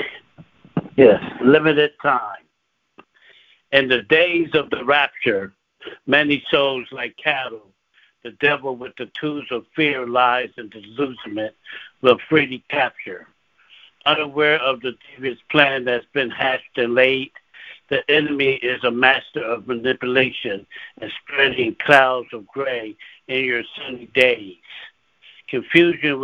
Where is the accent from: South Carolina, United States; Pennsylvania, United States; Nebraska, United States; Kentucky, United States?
Pennsylvania, United States; Philadelphia; now in Lancaster, United States; And I'm from Philadelphia, PA, originally born and raised in Philadelphia